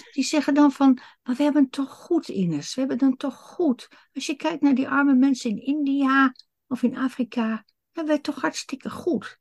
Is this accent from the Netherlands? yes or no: yes; Netherlands; wij Nederlanders